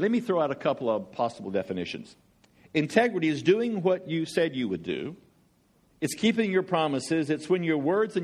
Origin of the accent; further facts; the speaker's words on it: Georgia, United States; I'm from Georgia.